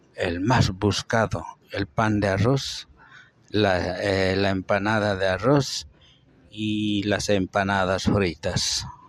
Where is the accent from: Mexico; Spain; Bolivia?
Bolivia; Padilla, Chuquisaca; now in Santa Cruz, Bolivia; yo soy de Chuquisaca, Padilla. Eh, pertenezco Chuquisaca, nacida en Padilla. Soy chuquisaqueño.